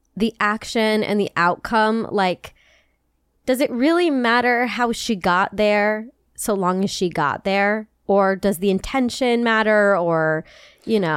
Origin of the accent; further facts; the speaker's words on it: United States; I'm from America